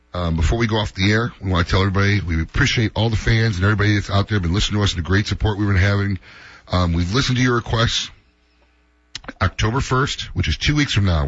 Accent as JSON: {"language": "English", "town": "Chicago", "region": "Illinois", "country": "United States", "tie": "born or raised there", "moved": "yes", "said": "from Chicago"}